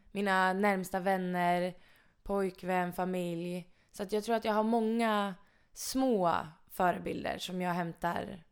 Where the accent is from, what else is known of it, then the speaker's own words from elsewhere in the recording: Mora, Dalarna County, Sweden; moved away as an adult; now in Karlstad, Sweden; jag är jättenöjd med min uppväxt i Mora